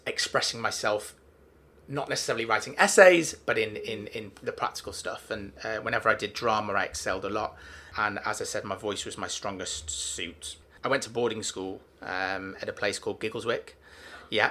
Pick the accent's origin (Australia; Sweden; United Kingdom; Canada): United Kingdom; Manchester, North West England; I'm from Manchester